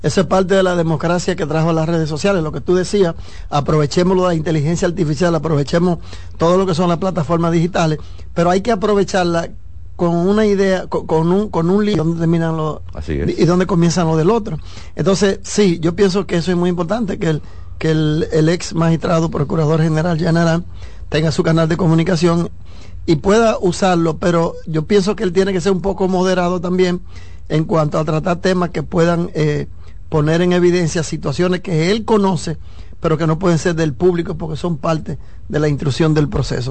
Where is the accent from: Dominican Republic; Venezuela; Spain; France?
Dominican Republic; somos dominicanos